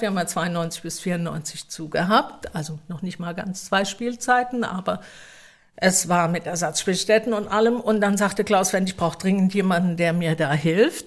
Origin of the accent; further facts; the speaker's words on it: Mannheim, Baden-Württemberg, Germany; ich bin tatsächlich hier in Mannheim geboren und in der Nähe aufgewachsen